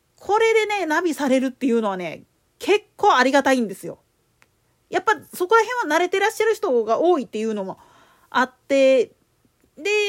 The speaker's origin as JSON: {"language": "Japanese", "region": "Osaka", "country": "Japan", "tie": "born or raised there", "said": "大阪府内であれやってんの、おいらが出た学校ぐらいだろうなとは思うんだけど。"}